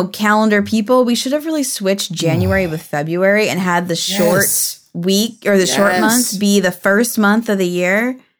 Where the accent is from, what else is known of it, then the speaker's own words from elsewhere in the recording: Pacific Northwest, United States; It's not fun. I'm from the Pacific Northwest.